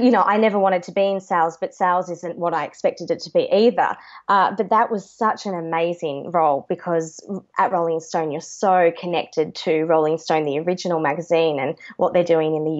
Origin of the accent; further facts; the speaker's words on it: Launceston, Tasmania, Australia; moved away as an adult; also born or lived in Queensland / Hobart; now in Sydney, Australia; my family's from Tassie, so I grew up in Launceston, Tasmania, and then moved down to Hobart for my final 5 years